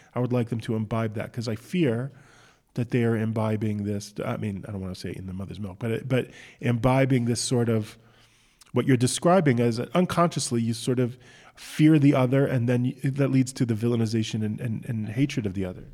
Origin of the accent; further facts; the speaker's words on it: United States; now in Israel; I'm an American.